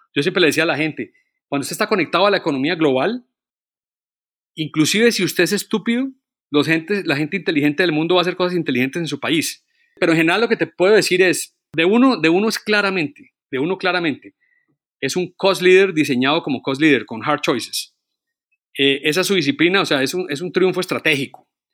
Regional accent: Colombia; yo como colombiano

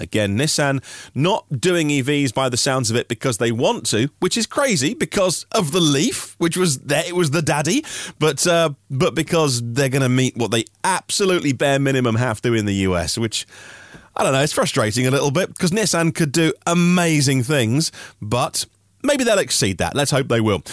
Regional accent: Norfolk, East of England, United Kingdom; I'm from Norfolk

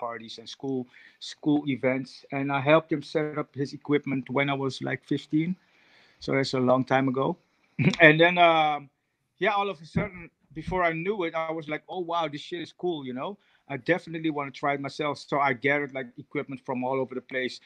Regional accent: Netherlands; also born or lived in Suriname; I moved to Holland at the age of 7

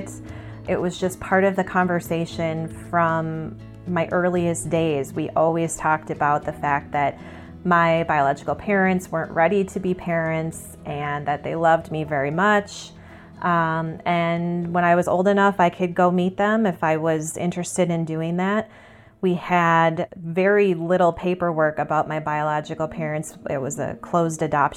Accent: St. Paul, Minnesota, United States; also born or lived in Chicago; I was born in St. Paul, Minnesota, January 31st, 1985

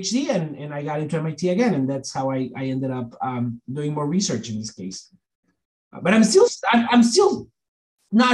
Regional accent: Monterrey, Nuevo León, Mexico; moved away as an adult; So I grew up in Mexico, this area in the northeast called Monterrey, which is like sort of a kind of big city over there

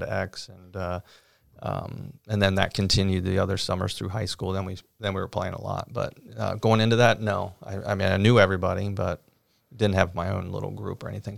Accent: Cincinnati, Ohio, United States; growing up on the west side of Cincinnati

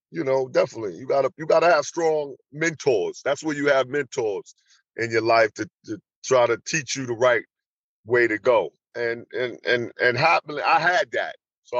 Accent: New York, United States; moved away as an adult; also born or lived in Atlanta; I grew up in New York, but I went to school in Atlanta, and I stayed in Atlanta.

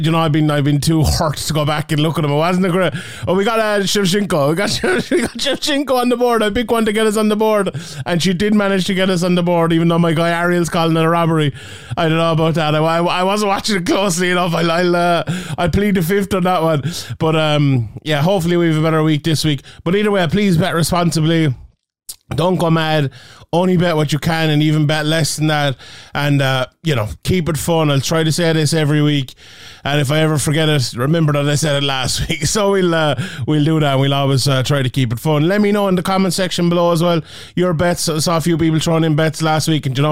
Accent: Ireland

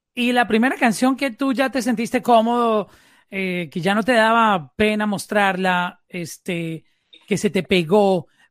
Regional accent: Colombia; now in Miami, United States; Yo me encuentro ahora en, en Miami, pero soy colombiano

